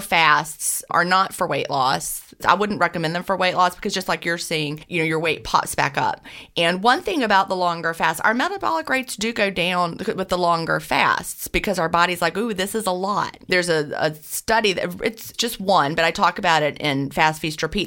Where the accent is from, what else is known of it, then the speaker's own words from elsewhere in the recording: Augusta, Georgia, United States; I was born in Augusta, Georgia, and I live and I'm coming to you from Augusta, Georgia, right this minute